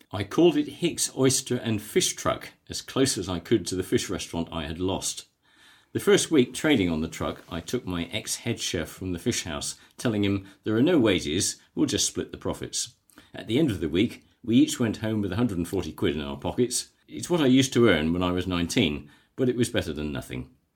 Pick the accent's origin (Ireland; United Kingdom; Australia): United Kingdom; West Bay, South West England; I'm a West Dorset boy, born and bred in West Bay